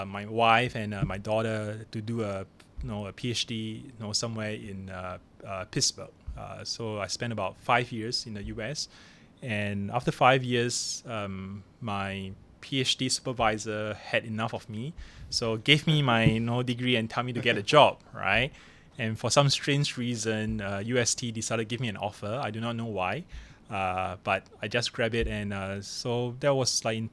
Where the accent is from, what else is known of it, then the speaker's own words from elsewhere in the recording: Singapore; moved away as an adult; now in Hong Kong; So I grew up in Singapore